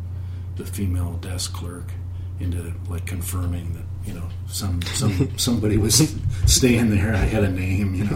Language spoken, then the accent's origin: English; Peoria, Illinois, United States; moved away as an adult; now in Chicago, United States; I grew up in Peoria